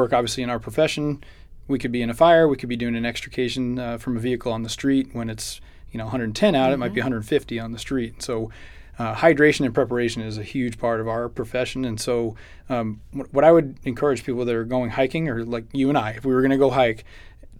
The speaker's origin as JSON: {"language": "English", "region": "Massachusetts", "country": "United States", "moved": "yes", "lives_now": "Chandler, United States", "said": "I'm from Massachusetts"}